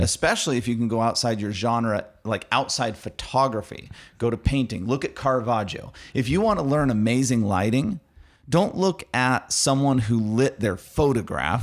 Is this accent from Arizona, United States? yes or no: yes; Arizona, United States; I'm from Arizona